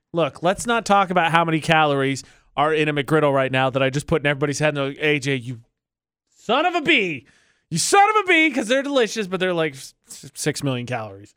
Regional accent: United States

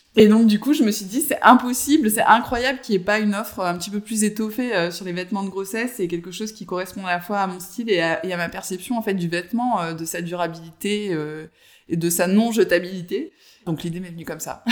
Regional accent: Avignon, Provence-Alpes-Côte d'Azur, France; now in Marseille, France; je suis originaire euh, du sud, donc je suis d'Avignon

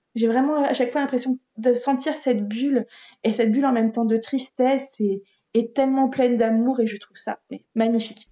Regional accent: France; en tant que Français

